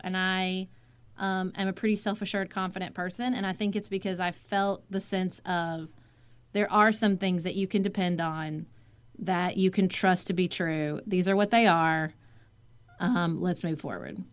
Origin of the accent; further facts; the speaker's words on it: Paducah, Kentucky, United States; moved away as an adult; also born or lived in Washington, D.C.; my hometown of Paducah, Kentucky